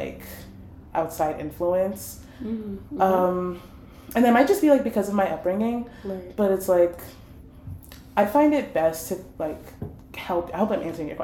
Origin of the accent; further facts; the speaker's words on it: Prince George's County, Maryland, United States; I am from PG County